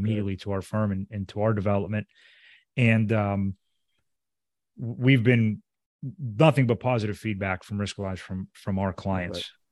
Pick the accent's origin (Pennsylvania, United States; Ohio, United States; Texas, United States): Pennsylvania, United States; Pittsburgh; he's from my hometown